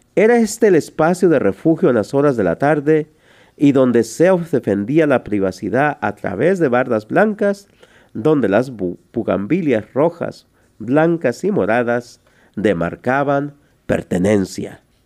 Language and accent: Spanish; Tlaltizapán, Morelos, Mexico; yo nací en un pueblo que se llama Tlaltizapán, en el estado de Morelos, esto es en México. De allí soy originario.